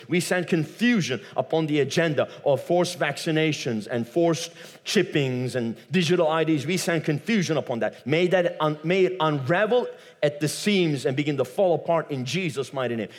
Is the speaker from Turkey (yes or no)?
yes; Turkey; moved away; I come from Turkey